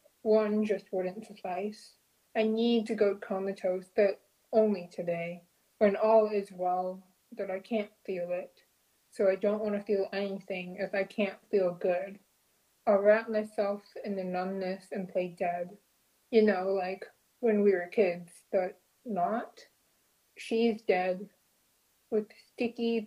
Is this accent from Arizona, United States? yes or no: yes; Southern Arizona, United States; now in Seattle, United States; since moving up to Seattle, I grew up in Southern Arizona